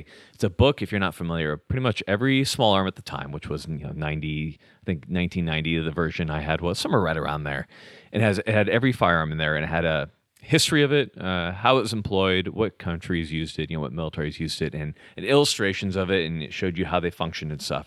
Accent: California, United States; moved away as an adult; also born or lived in Utah; I grew up in California, surfing, all that kind of stuff

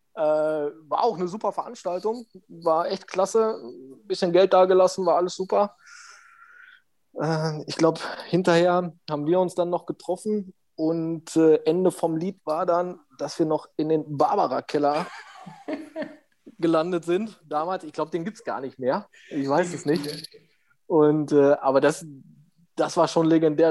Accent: Steinhagen, North Rhine-Westphalia, Germany; ich wollte dann wieder in mein Heimatdorf. Mm, meine Mutter wohnte noch hier, mein, mein Bruder

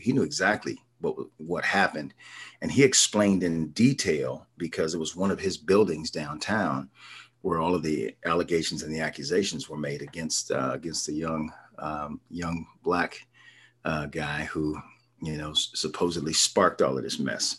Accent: Tulsa, Oklahoma, United States; growing up here, I love it. I love my hometown

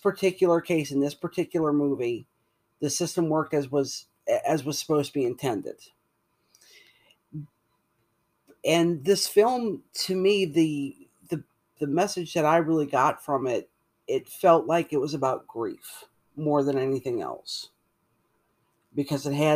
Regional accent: Louisiana, United States; I'm from Louisiana

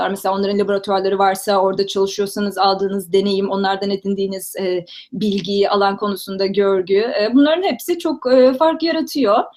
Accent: Istanbul, Turkey; Um, işte dediğim gibi İstanbul'da doğdum. İlkokulu Nurettin Teksenik Okulu'nda okudum. Fenerbahçe'de belki bilenler vardır.

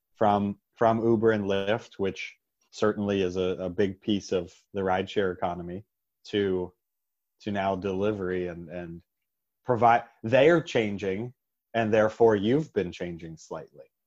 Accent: Pittsburgh, Pennsylvania, United States; in my hometown, part of the Pittsburgh network

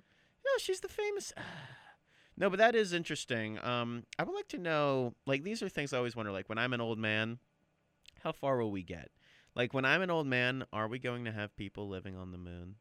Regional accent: United States; as an American

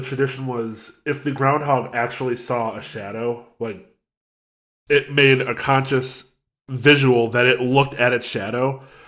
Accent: United States; I'm an American

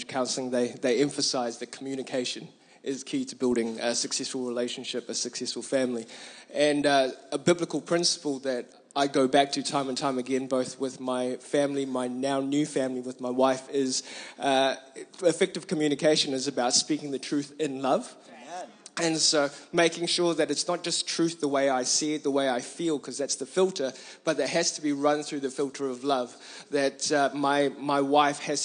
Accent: New Zealand; growing up as a Kiwi

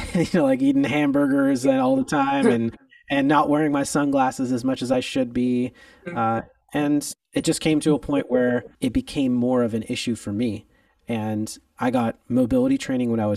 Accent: Los Angeles, California, United States; I am from Los Angeles, California. I'm one of the few people out here that was actually born and raised

